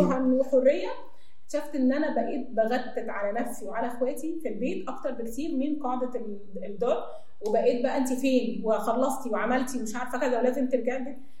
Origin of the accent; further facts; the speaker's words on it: Egypt; احنا عايشين في مجتمع شرقي واحنا مصريين